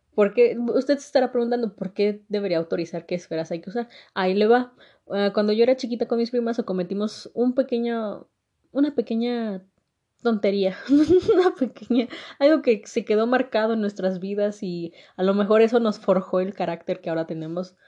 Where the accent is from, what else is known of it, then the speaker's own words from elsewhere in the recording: Mexico; soy mexicana